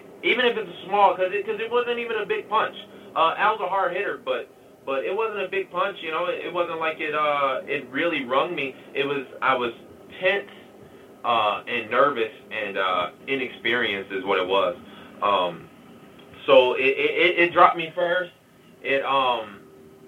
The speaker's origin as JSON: {"language": "English", "town": "Detroit", "region": "Michigan", "country": "United States", "said": "I was from Detroit"}